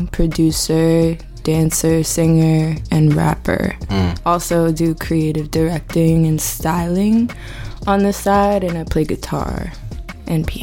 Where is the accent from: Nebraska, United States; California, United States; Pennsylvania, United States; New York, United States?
New York, United States; New York City; Uh, I am from Hell's Kitchen